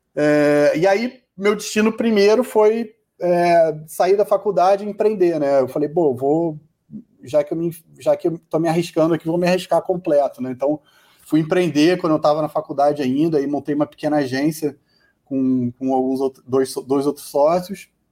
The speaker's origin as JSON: {"language": "Portuguese", "region": "Rio de Janeiro", "country": "Brazil", "said": "sou do Rio, moro no Rio"}